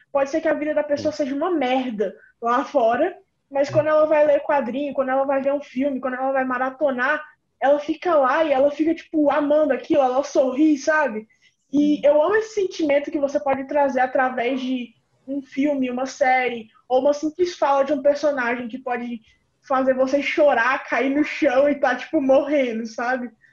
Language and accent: Portuguese; Brasília, Federal District, Brazil; eu sou de Brasília DF, a capital